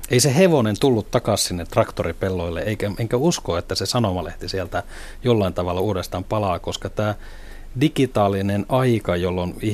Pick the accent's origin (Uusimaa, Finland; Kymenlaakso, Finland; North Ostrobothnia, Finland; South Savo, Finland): North Ostrobothnia, Finland; Oulu; olen alun perin oululainen ja, ja näin sen, voisi sanoa, Nokian suuruuden Oulussa